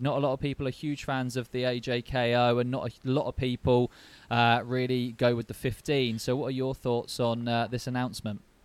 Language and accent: English; Basingstoke, South East England, United Kingdom; I grew up in Basingstoke